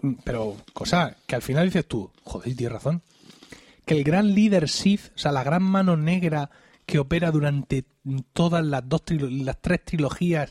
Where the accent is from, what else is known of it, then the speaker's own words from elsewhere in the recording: Blanca, Region of Murcia, Spain; en el lugar del pensionista de Blanca, de mi pueblo